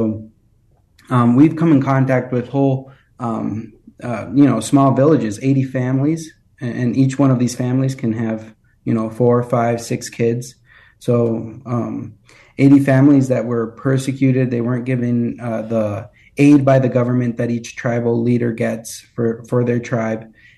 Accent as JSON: {"language": "English", "country": "Colombia", "tie": "born or raised there", "said": "Yes, I grew up, I was born in Colombia and I grew up there, and I went to a very nice missionary school there"}